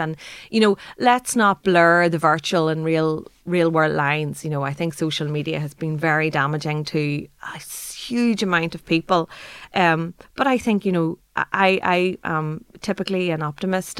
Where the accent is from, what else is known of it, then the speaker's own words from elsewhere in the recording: Ireland; we as Irish people